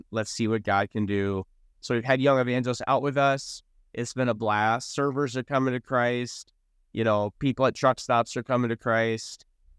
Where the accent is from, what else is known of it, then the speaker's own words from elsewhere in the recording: North Dakota, United States; So Pulse started in North Dakota. I was born and raised in North Dakota.